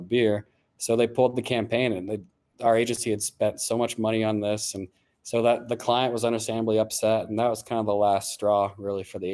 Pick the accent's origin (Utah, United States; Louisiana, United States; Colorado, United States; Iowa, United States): Colorado, United States; Golden; moved away as an adult; I'm from like the western suburbs of Denver.